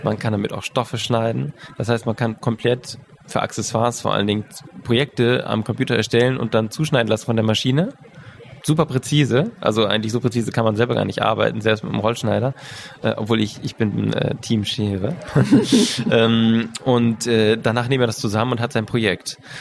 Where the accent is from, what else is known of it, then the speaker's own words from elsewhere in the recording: Switzerland; Bei uns in der Schweiz